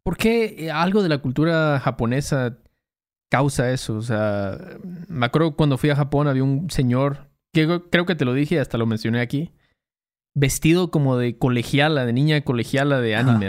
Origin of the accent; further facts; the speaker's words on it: Mexico; nuestros paisanos